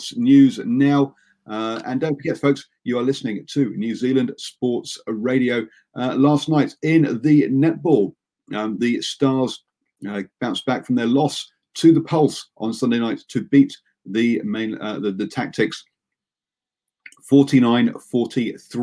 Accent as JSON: {"language": "English", "region": "Yorkshire and the Humber", "country": "United Kingdom", "said": "I'm from Yorkshire."}